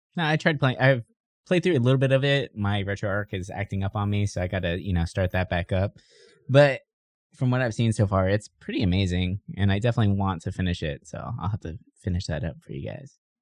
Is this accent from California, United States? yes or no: yes; San Diego, California, United States; I grew up in San Ysidro